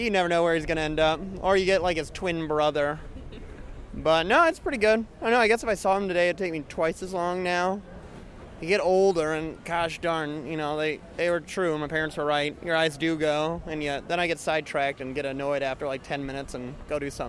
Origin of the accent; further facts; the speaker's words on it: Minneapolis, Minnesota, United States; I'm from Minneapolis.